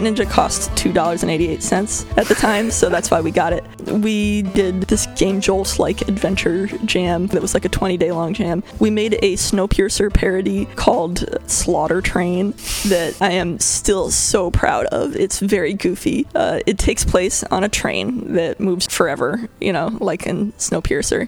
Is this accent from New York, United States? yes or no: no; Connecticut, United States; moved away as an adult; also born or lived in Bay Area, California; now in California, United States; I was born in Connecticut on the other side of the country, and I grew up from the age of zero through adulthood and then I moved to California